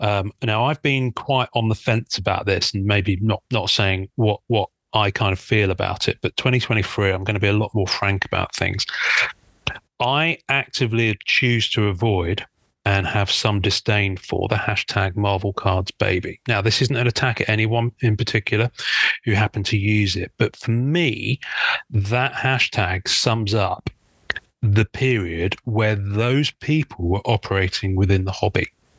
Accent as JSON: {"language": "English", "country": "United Kingdom", "said": "I'm a Brit. I'm quite reserved."}